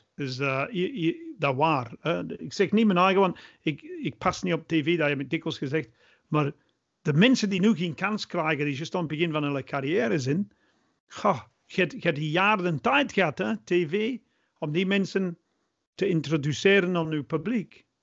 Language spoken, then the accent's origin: Dutch; England, United Kingdom; Dutch is a second language; now in Belgium; ik blijf Engelsman